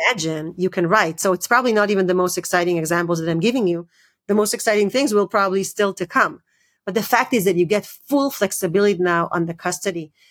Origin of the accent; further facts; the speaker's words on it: Israel; moved away; also born or lived in United States; I grew up in Israel and, and, and, and I lived in, in the U S for many years.